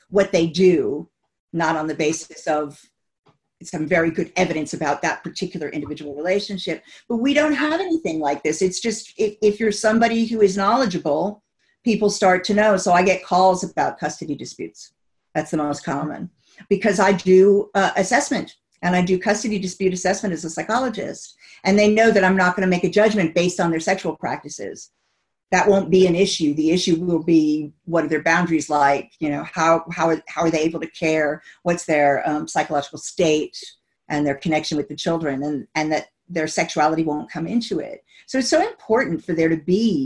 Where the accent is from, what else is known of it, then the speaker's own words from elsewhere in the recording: United States; now in United Kingdom; I'm originally from the States